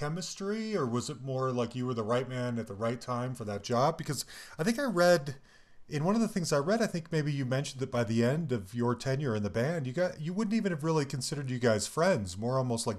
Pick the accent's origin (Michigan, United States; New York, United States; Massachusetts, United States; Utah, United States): Utah, United States; Salt Lake City; also born or lived in Cambridge; growing up in Salt Lake, a lot of bands didn't come through that part of town.